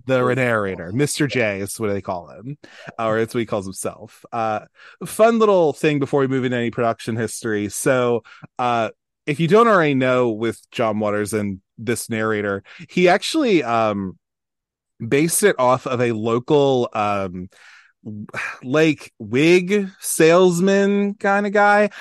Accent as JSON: {"language": "English", "town": "Baltimore", "region": "Maryland", "country": "United States", "said": "I'm from Baltimore, Maryland"}